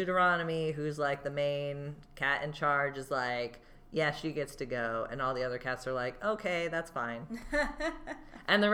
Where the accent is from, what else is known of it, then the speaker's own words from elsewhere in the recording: Georgia, United States; I'm from Georgia